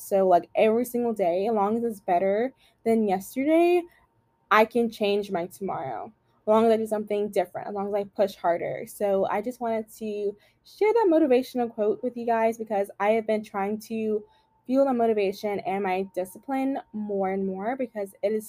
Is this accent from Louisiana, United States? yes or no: yes; Louisiana, United States; I am from Louisiana